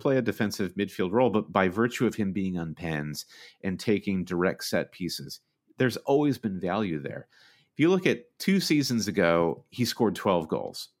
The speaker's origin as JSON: {"language": "English", "country": "United States", "said": "as an American fan"}